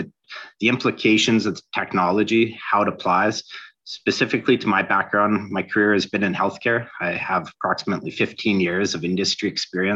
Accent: Toronto, Ontario, Canada; I'm from Toronto, Ontario, Canada

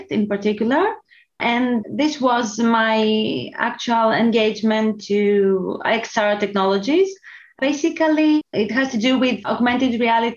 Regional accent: Athens, Attica, Greece; I'm coming from Athens, Greece

